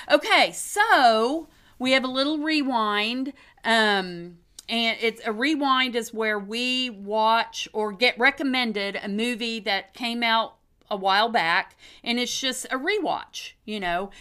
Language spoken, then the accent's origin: English; Oklahoma, United States; born or raised there